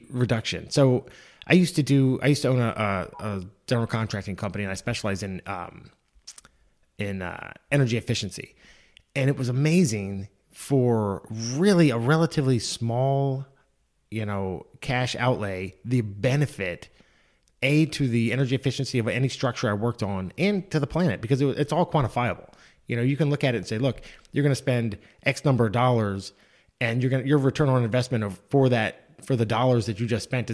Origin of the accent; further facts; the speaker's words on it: Mount Airy, Maryland, United States; I grew up in Mount Airy, Maryland, in the United States, obviously.